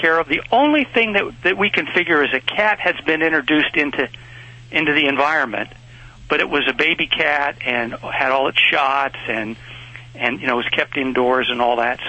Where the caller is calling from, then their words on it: Fresno, California, United States; Fresno, California.